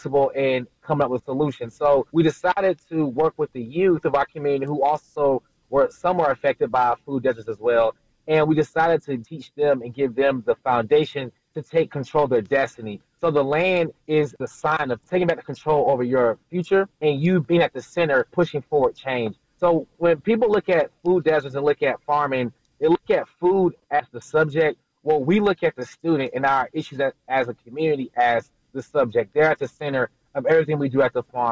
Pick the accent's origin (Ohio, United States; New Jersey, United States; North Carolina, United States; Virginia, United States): North Carolina, United States; Durham; also born or lived in Greensboro, North Carolina; I'm actually from Durham, North Carolina, where we started the idea for the farm